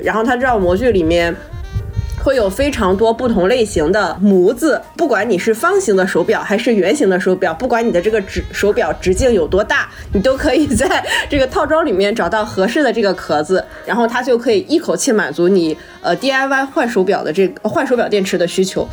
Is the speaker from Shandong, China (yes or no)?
yes; Shandong, China; 我的家乡